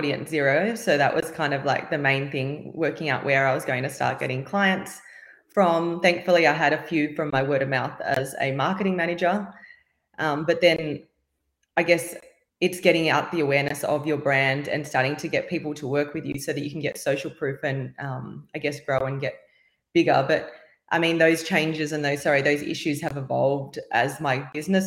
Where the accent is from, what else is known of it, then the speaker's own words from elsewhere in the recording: Sydney, New South Wales, Australia; I am from Sydney, Australia.